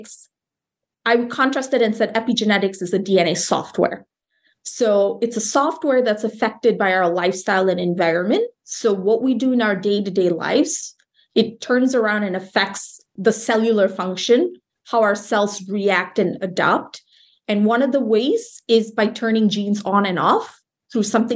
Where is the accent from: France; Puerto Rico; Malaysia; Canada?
Malaysia; moved away as an adult; also born or lived in Iowa; So I grew up in Malaysia, a country north of Singapore.